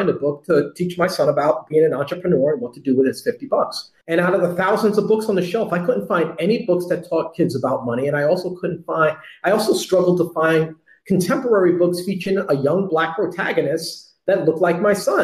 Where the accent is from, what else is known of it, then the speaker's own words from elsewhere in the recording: New York City, New York, United States; I'm a kid from the Bronx who grew up on hip hop